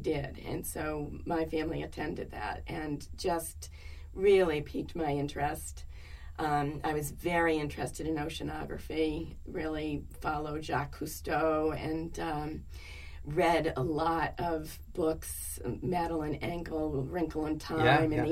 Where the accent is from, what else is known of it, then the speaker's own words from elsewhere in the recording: Manchester, Connecticut, United States; also born or lived in Hartford, Connecticut / Belmont, Massachusetts / Boston; now in New York, United States; We moved to Manchester, Connecticut when I was very young, probably a year or so